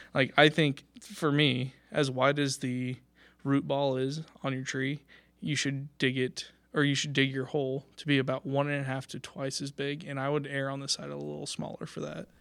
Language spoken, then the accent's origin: English; Washington, Kansas, United States; I'm from the area. I'm up from Washington, uh, Kansas, so just about an hour north of here.